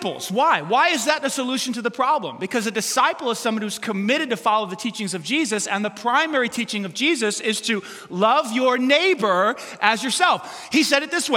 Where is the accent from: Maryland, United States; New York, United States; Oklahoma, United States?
New York, United States; New York City; I grew up in New York City